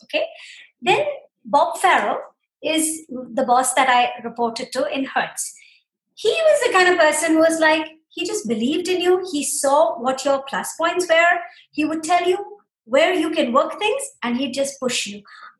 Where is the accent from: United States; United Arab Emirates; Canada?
United Arab Emirates; Dubai; we grew up in Dubai. I mean, I grew up in Dubai